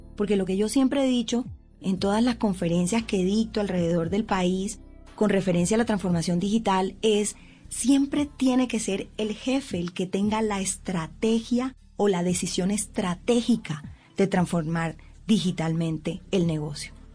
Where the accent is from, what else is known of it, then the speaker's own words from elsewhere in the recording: Colombian Caribbean coast, Colombia; como decimos las costeñas